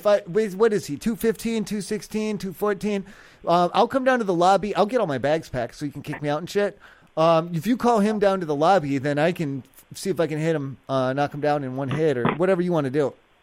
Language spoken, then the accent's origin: English; Ohio, United States; And where I'm from, we don't have these squirrel animals that run around outside.